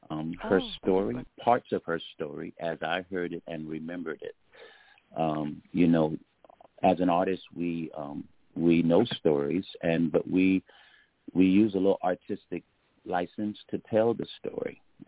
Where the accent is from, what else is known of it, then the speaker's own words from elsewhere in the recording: Augusta, Georgia, United States; now in New York, United States; I was born in Augusta, Georgia, and I'm in New York now.